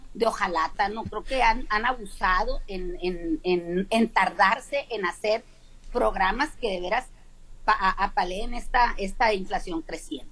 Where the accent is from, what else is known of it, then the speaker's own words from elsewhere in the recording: Mexico; nosotros como mexicanos